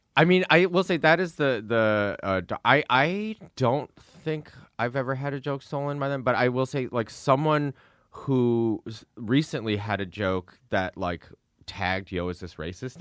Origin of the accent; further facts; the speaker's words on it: Midwest, United States; moved away; we're both from the Midwest